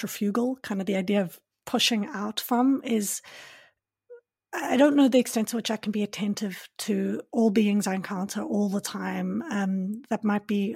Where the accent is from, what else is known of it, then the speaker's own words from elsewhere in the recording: South Africa; I grew up in South Africa, but my Afrikaans is not good enough